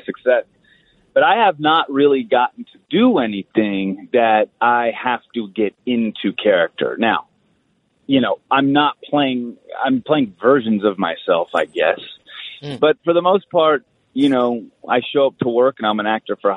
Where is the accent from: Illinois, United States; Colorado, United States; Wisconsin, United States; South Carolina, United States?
Colorado, United States; also born or lived in Los Angeles, California; we grew up in Colorado half the time